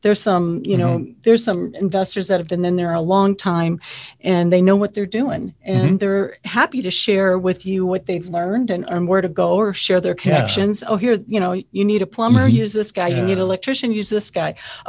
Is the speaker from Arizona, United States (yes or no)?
yes; Phoenix, Arizona, United States; I'm from Phoenix.